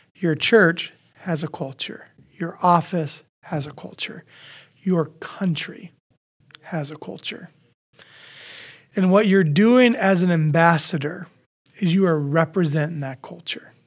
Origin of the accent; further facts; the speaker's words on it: Iowa, United States; I grew up in Iowa. I act like an Iowan.